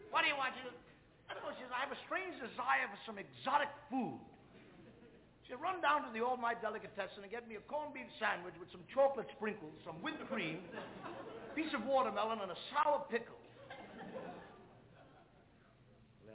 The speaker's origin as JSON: {"language": "English", "region": "New York", "country": "United States", "said": "I come from the Lower East Side of New York."}